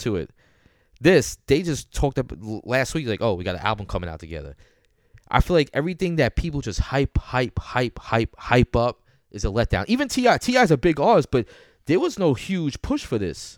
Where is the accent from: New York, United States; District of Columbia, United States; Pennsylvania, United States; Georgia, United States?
New York, United States